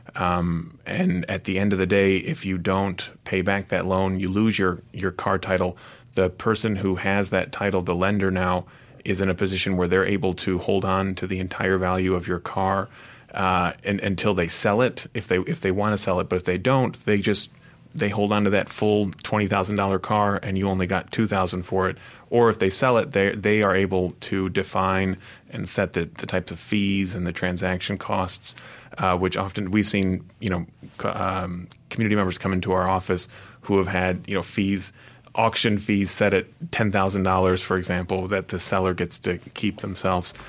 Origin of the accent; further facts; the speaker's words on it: Michigan, United States; moved away as an adult; now in Mississippi, United States; I'm originally from Michigan, came to Mississippi about thirteen years ago